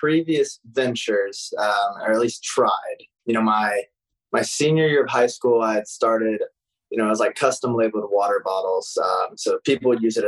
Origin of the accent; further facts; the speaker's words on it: Newton, Illinois, United States; moved away as an adult; also born or lived in Indiana University; I'm originally from Newton, Illinois